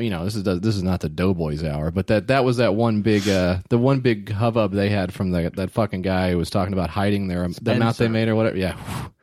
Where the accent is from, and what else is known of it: Nashville, Tennessee, United States